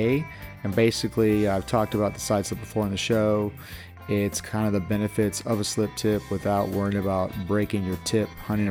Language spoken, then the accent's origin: English; California, United States; moved away as an adult; also born or lived in East Coast; being a Californian and moving out there